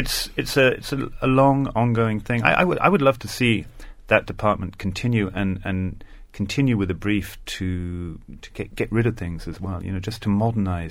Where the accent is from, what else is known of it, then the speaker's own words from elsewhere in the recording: Ireland; I'm half German, and I know that if you're half something else, your world is a little bit different, and you look at your country, like Ireland in both our cases